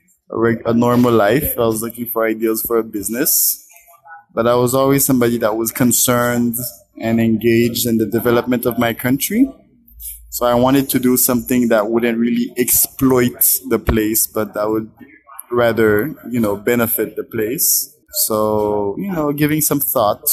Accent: Haiti; I am from Haiti.

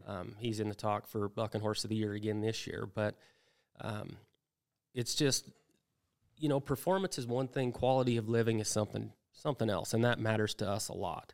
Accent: Wyoming, United States; I grew up in Wyoming

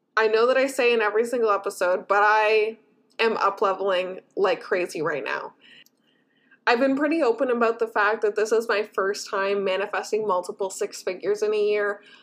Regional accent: Canada; I as a Canadian

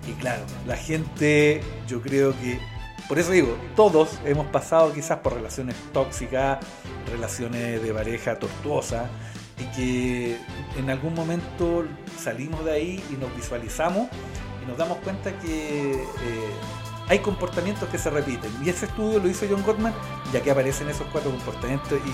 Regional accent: Lautaro, Araucanía, Chile; also born or lived in Galvarino, Chile; Después ya siete años me fui a Lautaro, mis papás con familia en Lautaro.

